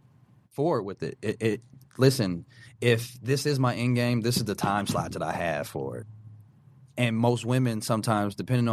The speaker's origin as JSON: {"language": "English", "region": "Minnesota", "country": "United States", "tie": "born or raised there", "also_born_or_lived": "Atlanta, Georgia", "said": "I'm from Atlanta, and then you put me in Minnesota"}